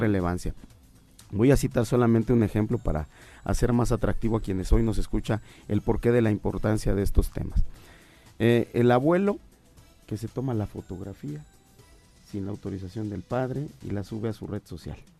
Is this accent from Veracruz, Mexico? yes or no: no; Morelos, Mexico; quienes somos de Morelos